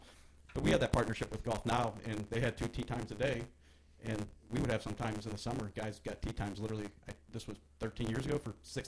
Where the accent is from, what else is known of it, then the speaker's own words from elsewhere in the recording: South County, Missouri, United States; I grew up in South County, you were North County. I grew up playing $25 public golf courses, Paradise Valley, Sunset Lakes